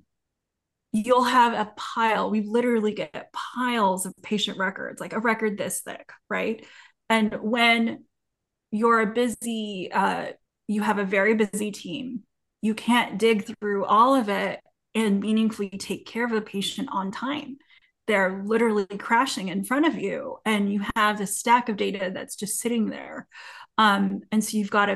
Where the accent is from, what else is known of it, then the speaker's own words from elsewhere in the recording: California, United States; now in North Carolina, United States; I'm from California, but I live in North Carolina right now